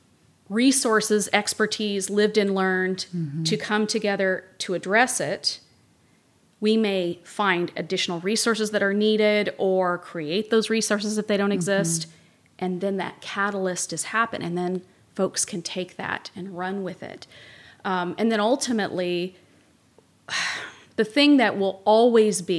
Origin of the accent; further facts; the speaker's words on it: Kentucky, United States; now in Santa Barbara, United States; I'm from Kentucky.